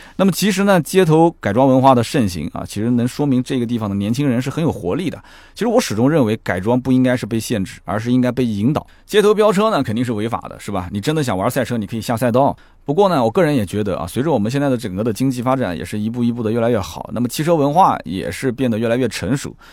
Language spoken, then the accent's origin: Chinese; China; 当然这个可能也是我们中国人。自己取的